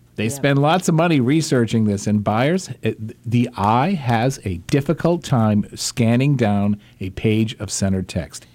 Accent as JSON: {"language": "English", "region": "Massachusetts", "country": "United States", "tie": "born or raised there", "said": "growing up with that brand in in my home state"}